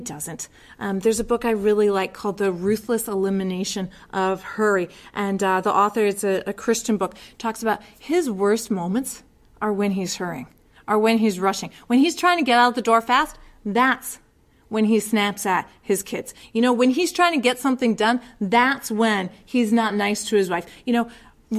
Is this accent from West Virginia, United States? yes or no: no; Connecticut shoreline, United States; I grew up on the Connecticut shoreline